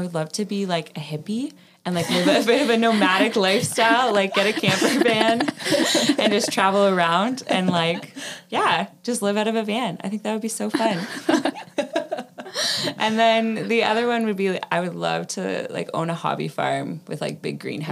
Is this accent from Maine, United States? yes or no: no; Elmira, New York, United States; I grew up in Elmira, born and raised, still there to this day